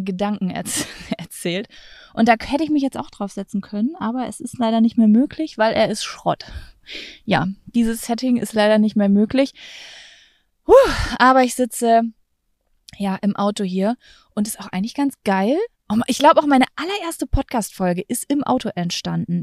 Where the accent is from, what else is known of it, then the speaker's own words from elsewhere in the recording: Lübbecke, North Rhine-Westphalia, Germany; moved away; in meiner Heimatstadt Lübbecke